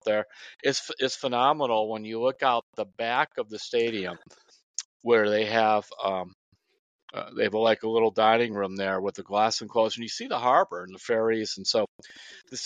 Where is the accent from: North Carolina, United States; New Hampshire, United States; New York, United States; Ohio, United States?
Ohio, United States; Northeast; I've always been grateful to live in where I grew up in Northeast Ohio